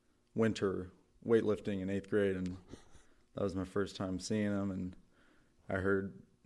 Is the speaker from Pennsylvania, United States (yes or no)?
no; Rossville, Illinois, United States; Yeah, so I'm from Rossville originally